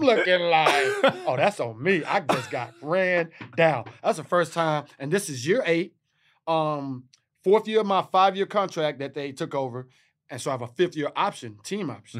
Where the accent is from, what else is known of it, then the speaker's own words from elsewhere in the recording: Texas, United States; I'm from Texas